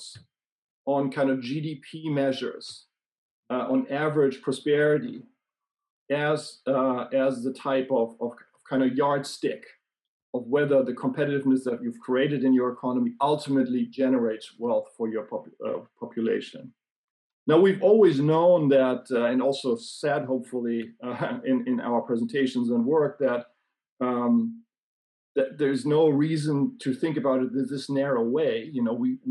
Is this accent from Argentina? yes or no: no; Germany; now in Sweden; I live in Sweden, but I grew up in Germany.